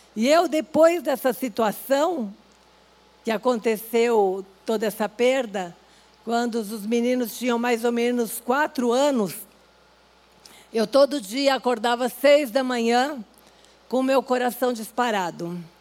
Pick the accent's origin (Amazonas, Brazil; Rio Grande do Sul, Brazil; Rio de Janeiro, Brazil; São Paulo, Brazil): Rio Grande do Sul, Brazil; Gaúcho; moved away; nós somos gaúchos